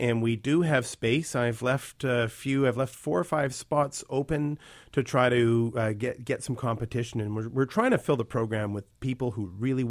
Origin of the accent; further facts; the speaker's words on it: North Vancouver, British Columbia, Canada; I grew up in North Van in Lynn Valley.